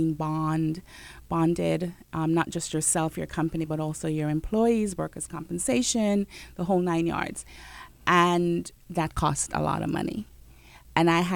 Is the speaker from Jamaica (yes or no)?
yes; Jamaica; I'm Jamaican